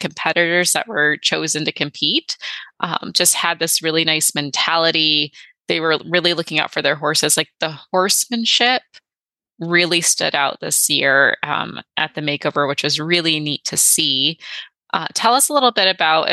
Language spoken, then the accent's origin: English; Michigan, United States; I'm from Michigan